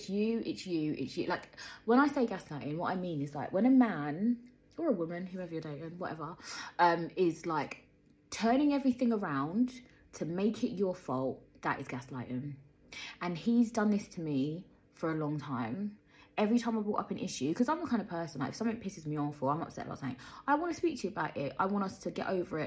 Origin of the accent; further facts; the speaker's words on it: London, United Kingdom; moved away; I was born in Peckham